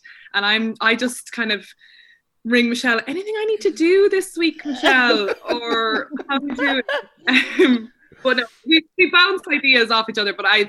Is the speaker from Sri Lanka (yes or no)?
no; Cork, Munster, Ireland; also born or lived in Nottingham / Killarney; So I'm from Cork.